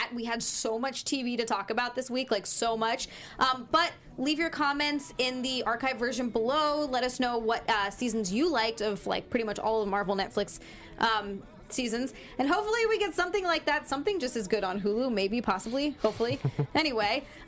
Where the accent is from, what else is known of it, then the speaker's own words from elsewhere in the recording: Hawaii, United States; moved away; I'm from Hawaii